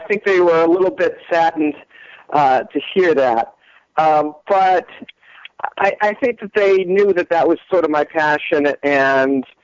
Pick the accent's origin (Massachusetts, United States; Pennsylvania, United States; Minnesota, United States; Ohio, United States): Massachusetts, United States; Newton; moved away; also born or lived in New York; I actually grew up in Newton, Mass.